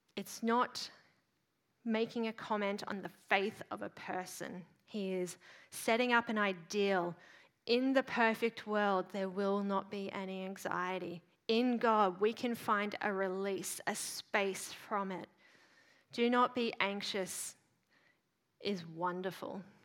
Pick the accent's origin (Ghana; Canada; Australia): Australia; Queensland; as a Queenslander